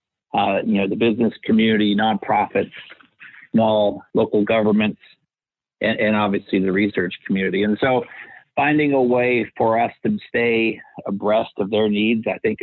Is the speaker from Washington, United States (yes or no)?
yes; Seattle, Ellensburg, Washington, United States; I was born in Seattle, Washington. And when I was just about to enter middle school, my parents decided to move 100 miles east of there to Ellensburg, Washington